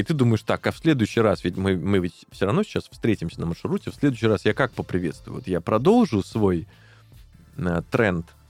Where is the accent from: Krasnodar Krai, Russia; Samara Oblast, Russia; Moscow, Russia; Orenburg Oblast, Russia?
Samara Oblast, Russia; Tolyatti; мы оба с одного края, э, я из Тольятти